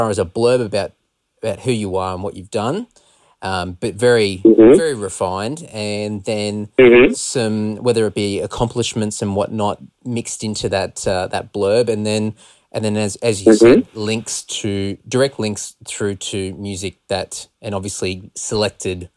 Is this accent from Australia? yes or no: yes; Australia; we're from Australia